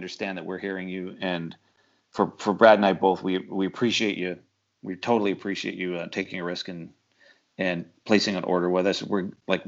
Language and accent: English; Canada; now in United States; I'm from Canada. I'm a Canadian citizen. I can't go home